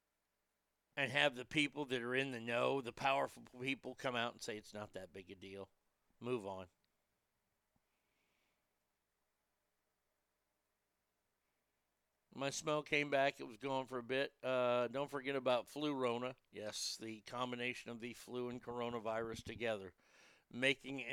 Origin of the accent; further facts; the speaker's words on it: Garland, Texas, United States; now in Rockwall, United States; my hometown of Garland, it borders on Garland and Dallas. Garland, Texas